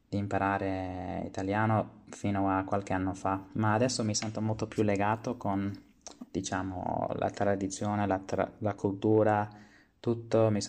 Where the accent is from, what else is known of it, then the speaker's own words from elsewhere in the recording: Australia; Italian is a second language; sono, ho 25 anni e sono australiano però d'origine italiana, come già sapete.